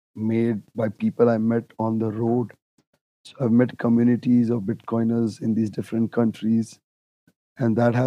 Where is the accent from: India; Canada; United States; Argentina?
India; I come from India. We worship gold